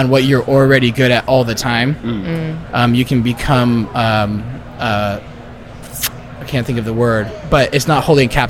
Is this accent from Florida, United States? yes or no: yes; Miami, Florida, United States; moved away as an adult; I'm from Miami, so like coming back into it after being gone and, you know, being somewhere else for 7 years